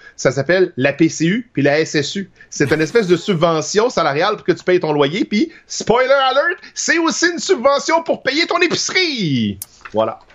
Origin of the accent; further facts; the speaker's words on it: Trois-Rivières, Quebec, Canada; je viens de Trois-Rivières, puis ma famille est à Lac Mégantic